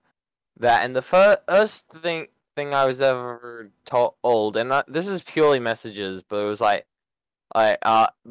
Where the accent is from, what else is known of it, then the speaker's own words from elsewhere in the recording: Australia; I'm Australian